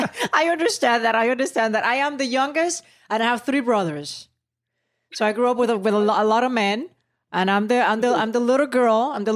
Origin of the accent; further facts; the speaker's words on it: San Juan, Puerto Rico; I'm from San Juan, Puerto Rico.